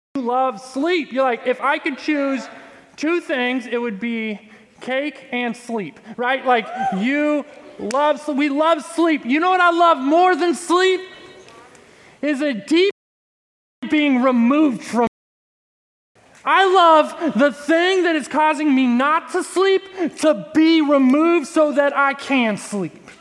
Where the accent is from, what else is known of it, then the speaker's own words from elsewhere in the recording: Texas, United States; I'm from Texas.